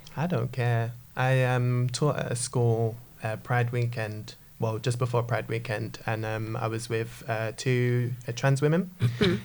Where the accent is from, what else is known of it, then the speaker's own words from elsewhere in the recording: Jamaica; I'm a Christian, I'm a Jamaican